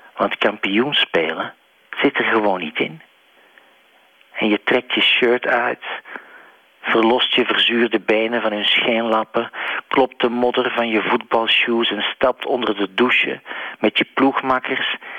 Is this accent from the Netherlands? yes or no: no; Belgium; als Belg